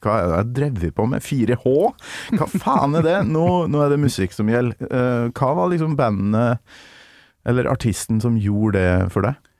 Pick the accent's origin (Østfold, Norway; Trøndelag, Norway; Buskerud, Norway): Trøndelag, Norway; born or raised there; moved away